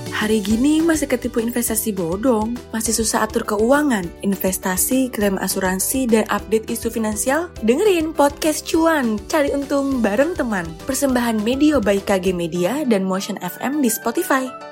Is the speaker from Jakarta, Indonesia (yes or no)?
yes; Jakarta, Indonesia; also born or lived in Surabaya / Solo; Lahir di Surabaya tapi besar di Jakarta